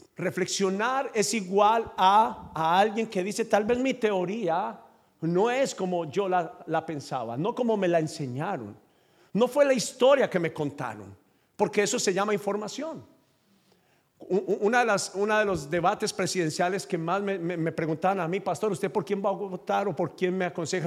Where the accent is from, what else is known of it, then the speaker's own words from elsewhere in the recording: Colombia; accent: Colombian; Yo hablo como colombiano, pero soy de tu nacionalidad